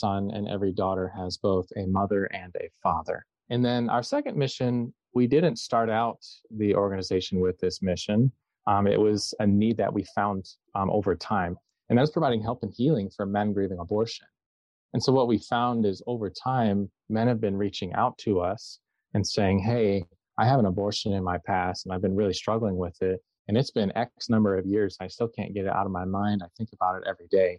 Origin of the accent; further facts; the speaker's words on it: Southeast Michigan, United States; I'm from Southeast Michigan